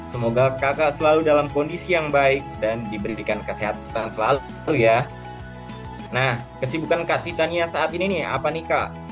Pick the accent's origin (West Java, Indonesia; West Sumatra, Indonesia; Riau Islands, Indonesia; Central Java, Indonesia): Riau Islands, Indonesia; now in Semarang, Indonesia; Perkenalkan saya dari Provinsi Kepulauan Riau. Saat ini saya berdomisili di Resimen Kemahataran Semarang di Akademi Maritim Nasional Indonesia di Semarang.